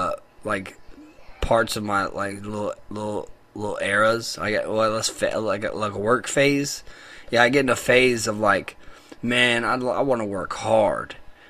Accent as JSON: {"language": "English", "region": "the Bible Belt", "country": "United States", "tie": "born or raised there", "said": "we grew up in the Bible Belt, and, like, people talk about God at school all the time."}